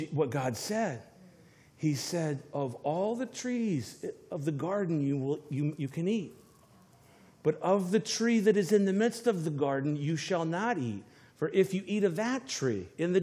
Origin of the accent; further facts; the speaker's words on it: Florida, United States; moved away; I'm from Florida.